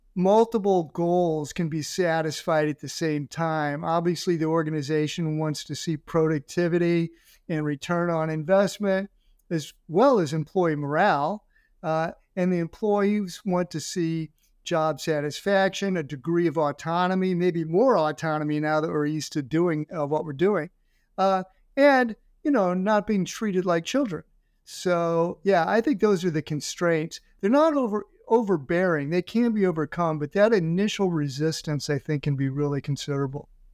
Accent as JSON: {"language": "English", "town": "St. Louis", "region": "Missouri", "country": "United States", "also_born_or_lived": "Florida / Ohio", "moved": "as an adult", "said": "I'm from Saint Louis"}